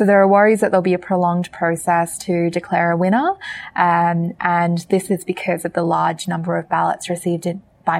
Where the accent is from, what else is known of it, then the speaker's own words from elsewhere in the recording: Australia; the Aussie on this podcast